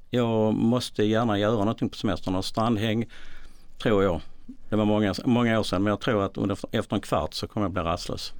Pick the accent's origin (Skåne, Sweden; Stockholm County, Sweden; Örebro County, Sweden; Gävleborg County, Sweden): Skåne, Sweden; Malmö; Jag kommer från Malmö